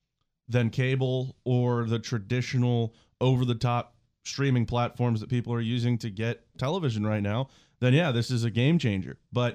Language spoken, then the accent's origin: English; Morgantown, West Virginia, United States; growing up in Morgantown